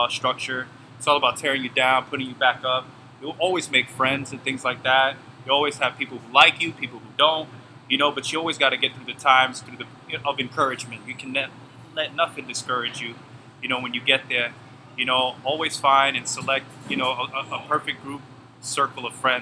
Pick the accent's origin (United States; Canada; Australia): United States; New York City, New York; moved away as an adult; I'm from Bronx, New York. I was born and raised there, you know, for about 20 years